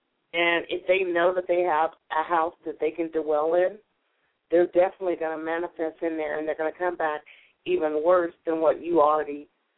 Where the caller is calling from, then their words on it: California, United States; Oh, California.